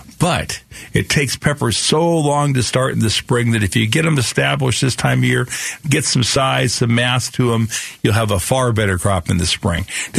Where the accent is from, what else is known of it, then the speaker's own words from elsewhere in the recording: Phoenix, Arizona, United States; Yeah, we grew up together in South Phoenix then, huh?